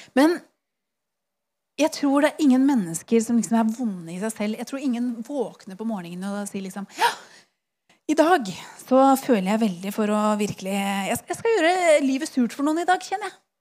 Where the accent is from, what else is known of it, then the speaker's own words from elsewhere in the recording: Eastern Norway, Norway; Jeg er fra Østlandet